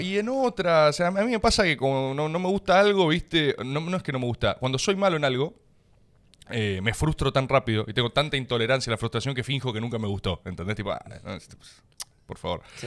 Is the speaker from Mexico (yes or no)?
no; Buenos Aires, Argentina; como, como porteño